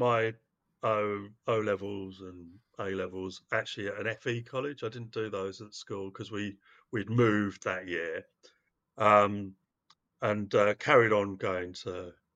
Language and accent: English; London, United Kingdom; also born or lived in Cardiff / Cheam; I'm from Cardiff. I was born in Cardiff, and we moved to London when I was quite young for my dad's work